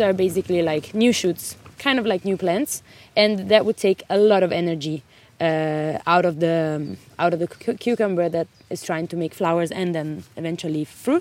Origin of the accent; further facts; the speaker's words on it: Italy; moved away as an adult; now in Denmark; I come from Italy, but I'm working in a very nice farm in Denmark